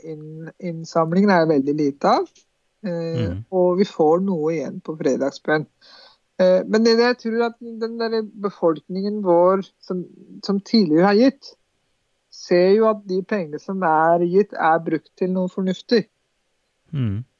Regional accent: Drammen, Buskerud, Norway; Vi er jo ikke bare en del for muslimene, vi er drammensere, vi er nordmenn.

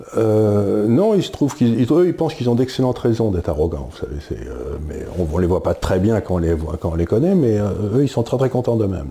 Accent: France; en tant que Français

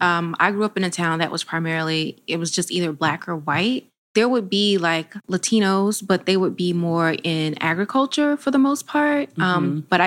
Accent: Monticello, Florida, United States; also born or lived in Georgia; now in Washington, DC, United States; It's called Monticello, Florida. That's the nearest town, but I'm actually from a very, very, very country rural area. It's called the Georgia Line.

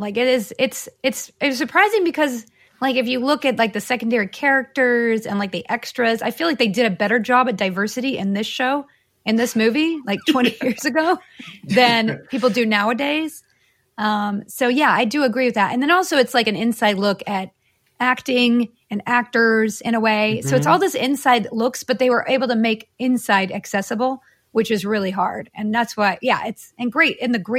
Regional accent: the South, United States; I grew up in all over the South, but I went to UT Austin.

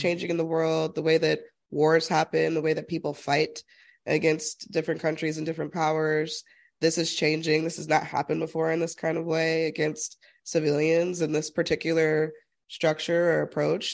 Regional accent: Utah, United States; growing up in Utah as an extreme minority.

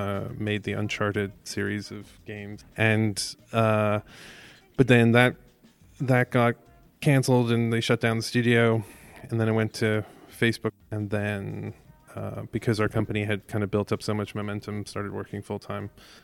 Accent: Ireland; I grew up in Ireland.

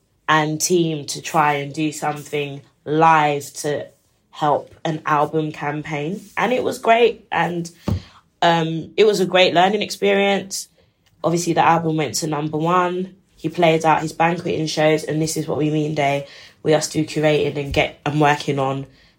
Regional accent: Ghana; I'm from Ghana.

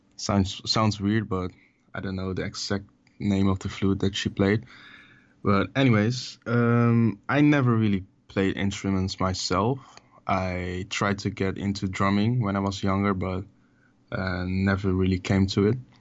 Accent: Amsterdam, North Holland, Netherlands; born or raised there

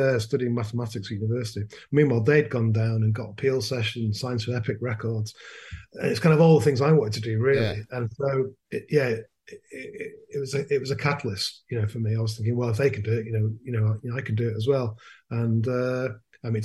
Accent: Manchester, North West England, United Kingdom; moved away as an adult; also born or lived in Leeds; I was born in Leeds. And my parents moved to Manchester when I was about three

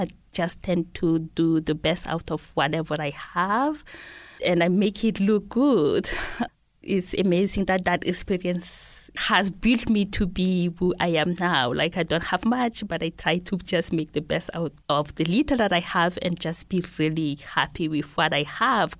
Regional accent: N'Djamena, Chad; first language Laka; English is a second language; moved away as an adult; also born or lived in Bondoukou, Ivory Coast / Senegal / Logone Oriental, Chad; now in Missoula, United States; I was born in Ivory Coast, which is in West Africa, and my parents moved back to Chad when I was pretty little. And that's where I grew up, in N'Djamena

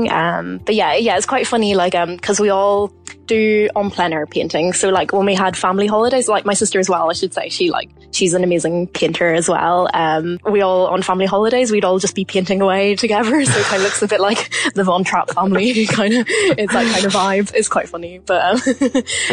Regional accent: Mourne area, South Down, Northern Ireland, United Kingdom; I'm from the Mourne's area in South Down, Northern Ireland

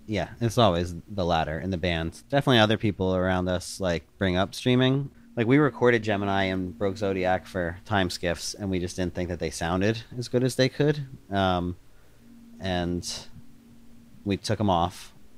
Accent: outside of Philadelphia, Pennsylvania, United States; the mall I grew up going to outside of Philadelphia

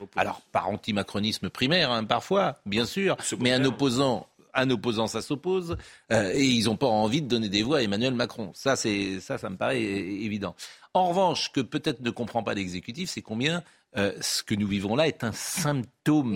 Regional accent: Var, Provence-Alpes-Côte d'Azur, France; on vient du Var

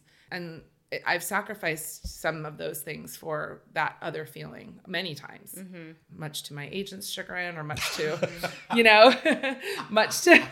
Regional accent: Bay Area, California, United States; also born or lived in New York; growing up in the Bay Area

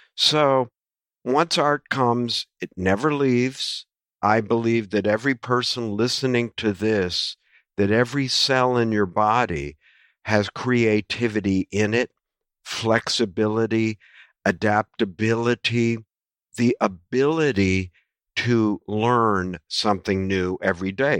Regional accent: United States; an American who grew up watching only baseball and the N F L

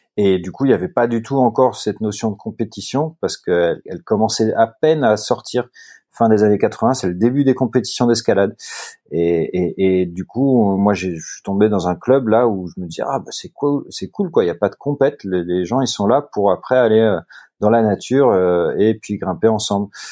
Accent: Netherlands; Mes, deux parents sont néerlandais. Moi, je suis néerlandais aussi

